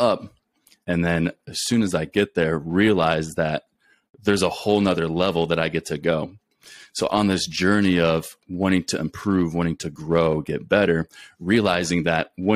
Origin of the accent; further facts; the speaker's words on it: Clyde, Ohio, United States; moved away as an adult; also born or lived in Texas / Colorado / New Mexico / Beaumont, Texas; now in Alaska, United States; I'm originally born and raised in a small town called Clyde, Ohio